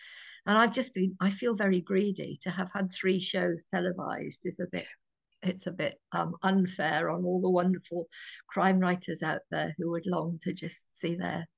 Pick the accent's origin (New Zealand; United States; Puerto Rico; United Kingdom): United Kingdom; I can't wait to meet some American readers, and we'll share a cup of tea, as I'm British